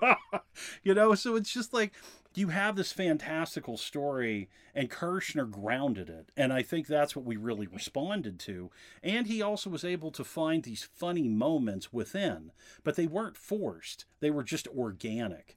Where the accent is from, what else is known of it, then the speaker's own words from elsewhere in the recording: Massachusetts, United States; I grew up in Massachusetts